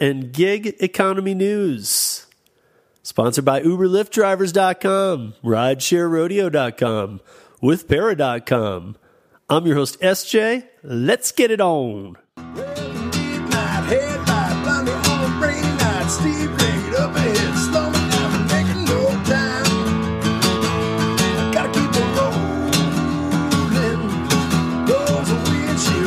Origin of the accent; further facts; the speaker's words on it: Michigan, United States; I'm from Michigan